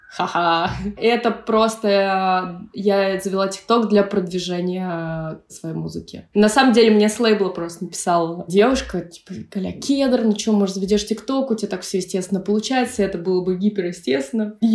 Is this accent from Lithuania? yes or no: no; Pskov Oblast, Russia; То есть я выросла в псковских краях, это, в принципе, не русский север, но такой э